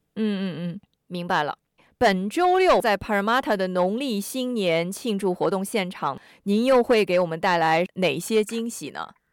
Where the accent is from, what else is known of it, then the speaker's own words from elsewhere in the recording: Sydney, New South Wales, Australia; 我们悉尼人哈，我们说悉尼塞的嘛